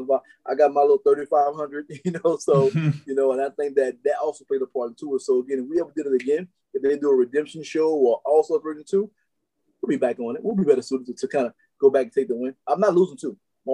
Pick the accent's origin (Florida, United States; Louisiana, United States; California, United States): Louisiana, United States; New Orleans; I grew up in New Orleans